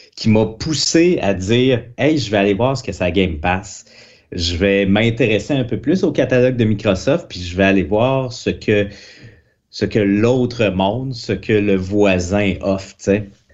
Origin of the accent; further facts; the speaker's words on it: Quebec City, Quebec, Canada; Moi, je suis de Québec